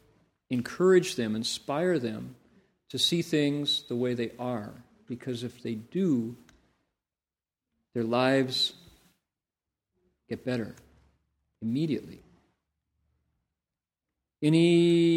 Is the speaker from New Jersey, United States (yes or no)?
no; Toledo, Ohio, United States; born or raised there